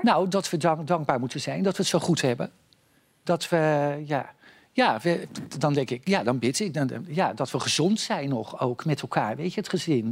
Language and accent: Dutch; Noordwijkerhout, South Holland, Netherlands; ik ben natuurlijk geboren in Noordwijkerhout